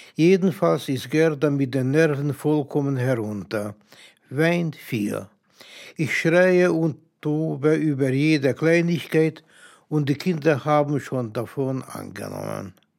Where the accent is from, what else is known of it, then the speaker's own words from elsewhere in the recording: Budapest, Hungary; moved away as an adult; now in Germany; geboren 1923 in Budapest, nach Auschwitz verfrachtet 1944, nach Ungarn zurückgekehrt 1945, nach Deutschland emigriert 1956. Seitdem lebe ich hier mit meiner Familie